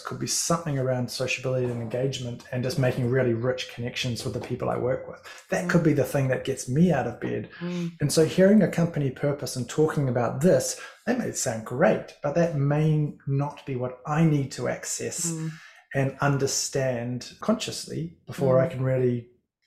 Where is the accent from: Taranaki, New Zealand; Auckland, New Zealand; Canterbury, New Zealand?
Canterbury, New Zealand; Christchurch; moved away as an adult; also born or lived in Levin, New Zealand; now in Northland, New Zealand; I'm originally from Christchurch, although I was born in Levin, not too far from where you are, but you know, back from 0 to 1, and then grew up in Christchurch